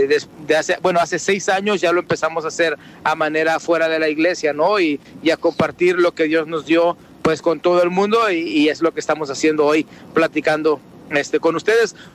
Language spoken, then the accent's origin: Spanish; Mexico; now in United States; Soy mexicano, eh, tengo radico en los Estados Unidos.